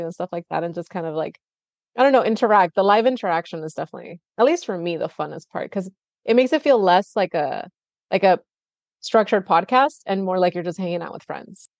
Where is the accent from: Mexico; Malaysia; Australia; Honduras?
Mexico; Tijuana, Baja California; now in United States; I grew up in Tijuana